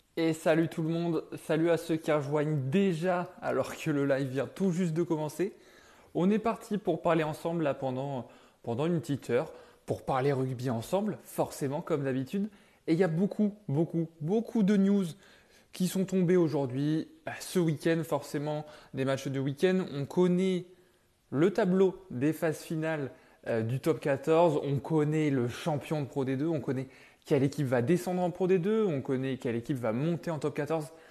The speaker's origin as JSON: {"language": "French", "town": "Bressuire", "region": "Nouvelle-Aquitaine", "country": "France", "said": "Je suis de Bressuire"}